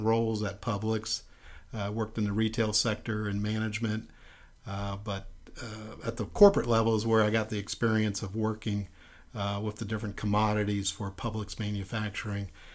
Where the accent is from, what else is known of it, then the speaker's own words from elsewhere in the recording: Miami, Florida, United States; I'm originally from Miami, Florida